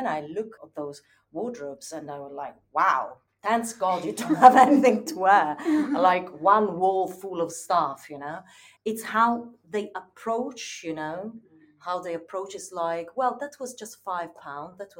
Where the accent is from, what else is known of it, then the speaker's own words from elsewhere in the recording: Turin, Piedmont, Italy; moved away; when I was a teenager in my hometown in Italy, in Turin